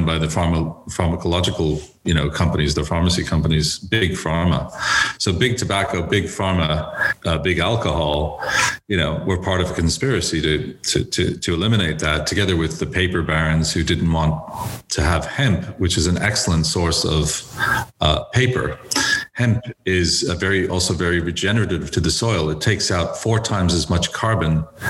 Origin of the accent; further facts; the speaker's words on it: Dublin, Leinster, Ireland; moved away as an adult; now in United States; I was educated in Dublin in secondary school, and I went to University College Dublin